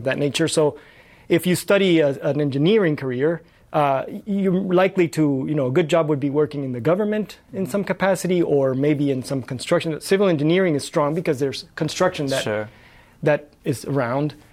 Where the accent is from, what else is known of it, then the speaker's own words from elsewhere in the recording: Tegucigalpa, Francisco Morazán, Honduras; moved away as an adult; also born or lived in Mexico City / Los Angeles; now in San Diego, United States; I was born and raised in Tegucigalpa, Honduras, the capital of Honduras